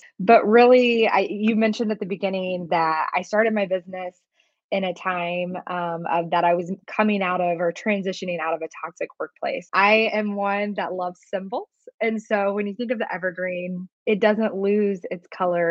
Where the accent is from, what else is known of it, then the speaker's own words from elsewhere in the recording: Columbus, Indiana, United States; I grew up about an hour south of Indianapolis in a small town called Columbus, Indiana